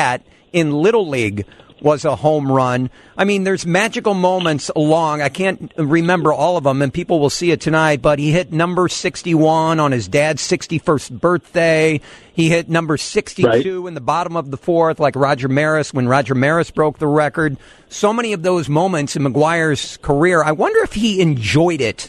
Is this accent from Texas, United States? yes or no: no; Peoria, Illinois, United States; I grew up in Peoria, which is half Cubs, half Cardinals